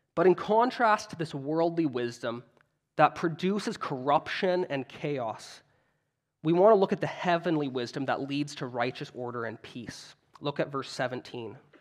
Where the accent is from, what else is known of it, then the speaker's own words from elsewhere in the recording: Canada; I'm Canadian